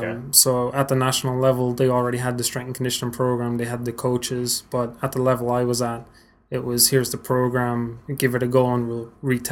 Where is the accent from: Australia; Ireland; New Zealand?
Ireland; Waterford, Munster; moved away as an adult; now in Frederick, United States; I'm from Waterford, Ireland. Came over here about 6.5 years ago for undergrad.